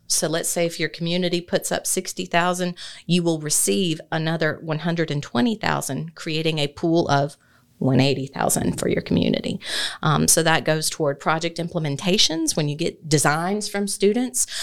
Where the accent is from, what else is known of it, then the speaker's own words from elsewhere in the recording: Athens, Georgia, United States; moved away as an adult; also born or lived in Moultrie, Colquitt County; now in Thomson, United States; I was born and raised in Athens